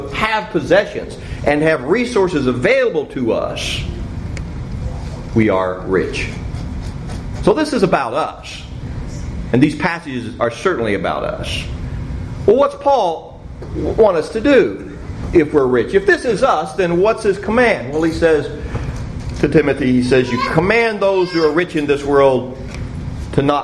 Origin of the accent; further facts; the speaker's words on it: Cincinnati, Ohio, United States; When I was growing up in Cincinnati, we lived on a dead-end street